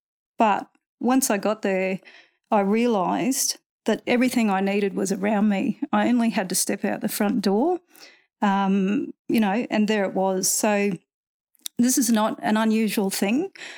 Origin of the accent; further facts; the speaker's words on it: Winton, Queensland, Australia; I grew up in Winton and then moved away for education